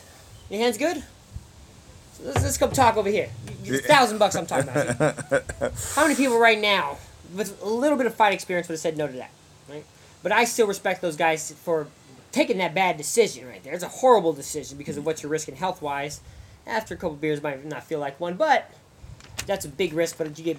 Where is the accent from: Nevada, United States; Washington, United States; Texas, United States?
Nevada, United States; Las Vegas; growing up in Las Vegas.